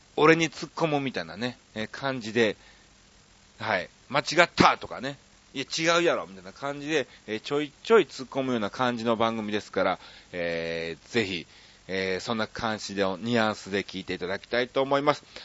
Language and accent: Japanese; Osaka, Japan; moved away; 僕の実家がこの花区なのね。大阪のこの花区で USJ があるとこですわ。